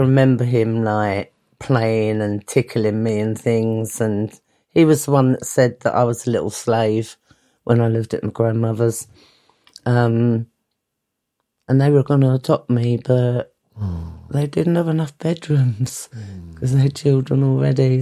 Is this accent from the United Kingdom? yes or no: yes; London, United Kingdom; also born or lived in Greenwich; I was born in St Nicholas's Hospital in Plumstead, which was a house